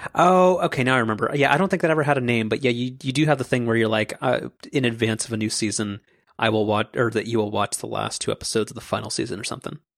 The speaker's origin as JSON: {"language": "English", "area": "Orange County", "region": "California", "country": "United States", "said": "I'm from Orange County"}